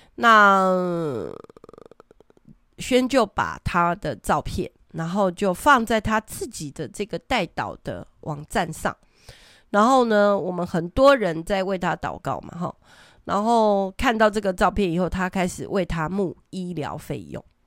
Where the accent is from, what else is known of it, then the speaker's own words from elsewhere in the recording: Taiwan; 我们台湾人真的真的很很有爱心